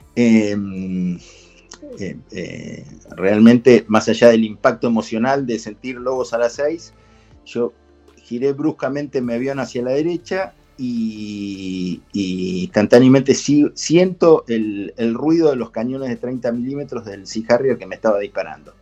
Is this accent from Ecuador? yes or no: no; Argentina